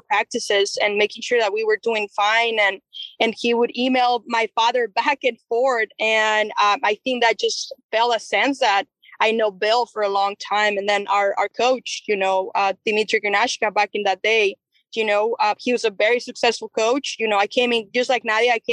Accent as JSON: {"language": "English", "region": "Chihuahua", "country": "Mexico", "said": "I'm I'm from Chihuahua, Chihuahua, which is a border state um, we are only three hours and a half from uh, El Paso, Texas."}